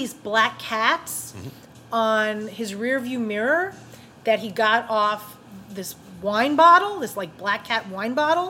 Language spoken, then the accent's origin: English; New York, United States; growing up in New York.